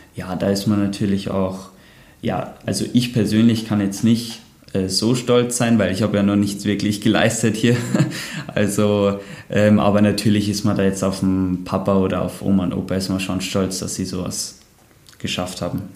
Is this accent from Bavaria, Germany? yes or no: yes; Bayerwaldhof, Bavaria, Germany; born or raised there